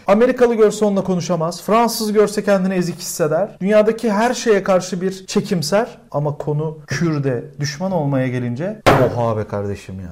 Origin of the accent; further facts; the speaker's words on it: Turkey; moved away as an adult; now in Berlin, Germany; Türkiye'de doğup büyümüşüz